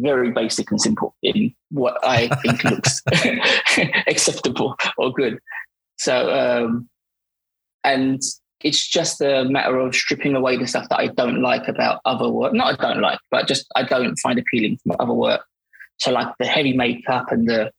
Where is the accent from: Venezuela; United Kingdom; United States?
United Kingdom; Barking, London; I'm from Barking